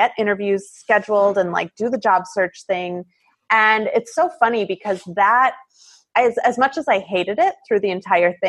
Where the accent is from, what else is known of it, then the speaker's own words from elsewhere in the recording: Midwest, United States; moved away as an adult; also born or lived in Italy / Seattle area; I grew up in the Midwest